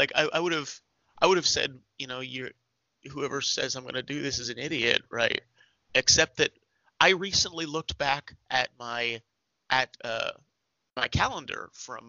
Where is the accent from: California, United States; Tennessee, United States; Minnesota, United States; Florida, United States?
California, United States; San Luis Obispo; San Luis Obispo, my hometown.